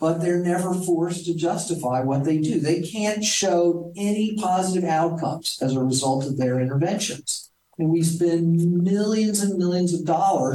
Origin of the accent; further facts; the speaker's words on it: Texas, United States; I did grow up with guns. I'm from Texas